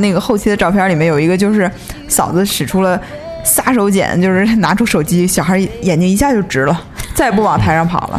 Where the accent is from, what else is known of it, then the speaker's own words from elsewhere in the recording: Northeast China, China; now in Beijing, China; 我是东北人嘛，我参加嗯。过无数次东北的婚礼